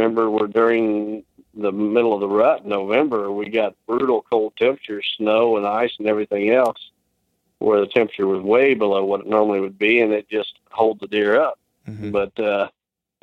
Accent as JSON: {"language": "English", "region": "Illinois", "country": "United States", "said": "my home state of Illinois"}